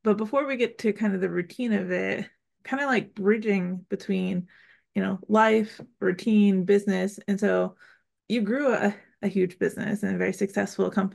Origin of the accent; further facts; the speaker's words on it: Pennsylvania, United States; moved away; I'm from Pennsylvania originally